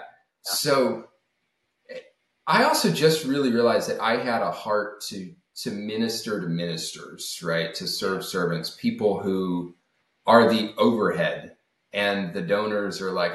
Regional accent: Alabama, United States; moved away as an adult; also born or lived in Germany; I grew up originally in Alabama

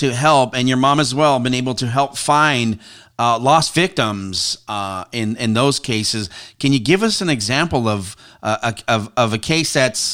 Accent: the Northwest, Pacific Northwest, United States; growing up in the Northwest here

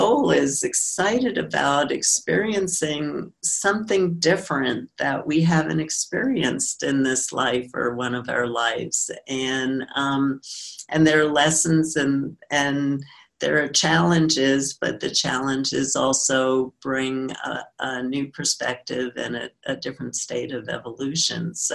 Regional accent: New York City, New York, United States; I grew up in New York

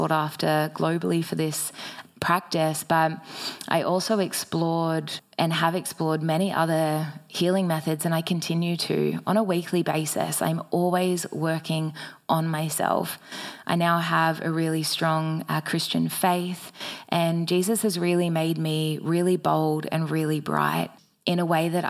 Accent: Batemans Bay, New South Wales, Australia; I eventually made my way back to my hometown of Batemans Bay

